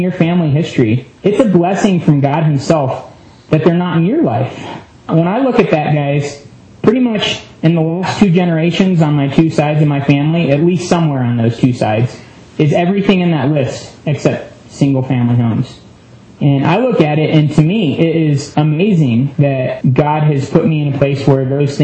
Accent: United States; being American

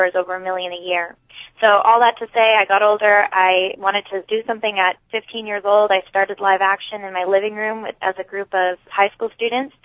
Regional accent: San Jose, California, United States; I was born and raised in San Jose, California

